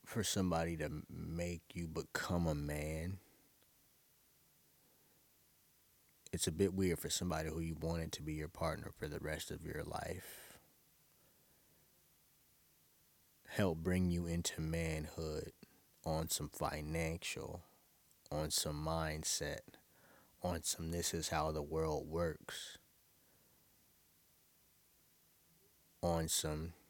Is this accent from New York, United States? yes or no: yes; New York City, New York, United States; now in Atlanta, United States; I'm from Brooklyn, which isn't a lie. But I was definitely born in Brookdale Hospital